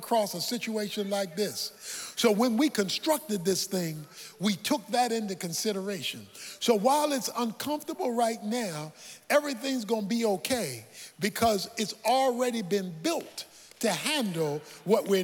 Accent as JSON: {"language": "English", "town": "Baltimore", "region": "Maryland", "country": "United States", "tie": "born or raised there", "said": "When I was a boy growing up in Baltimore"}